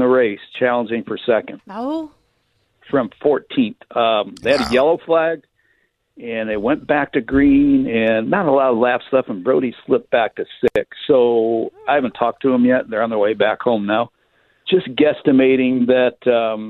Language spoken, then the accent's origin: English; Detroit, Michigan, United States; moved away; When I grew up in Michigan